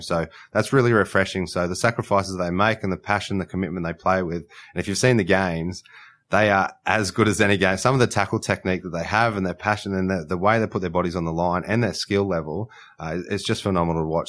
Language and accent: English; Queensland, Australia; as a Queenslander